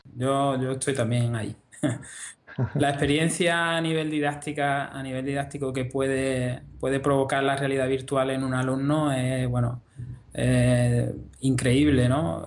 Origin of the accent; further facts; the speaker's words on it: Andalusia, Spain; yo soy andaluz